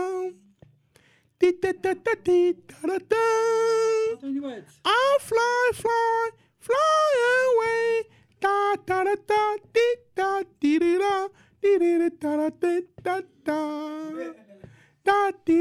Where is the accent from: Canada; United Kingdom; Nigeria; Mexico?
Nigeria; Lagos; moved away; also born or lived in Willesden; I grew up over there. So I was raised by my grandmother